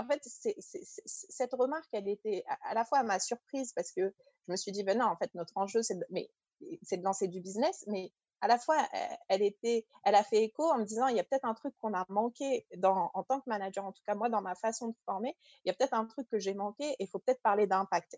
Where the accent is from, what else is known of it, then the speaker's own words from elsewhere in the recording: Paris suburbs, Île-de-France, France; also born or lived in Algeria; je suis née en Algérie, j'ai grandi en France, en banlieue parisienne.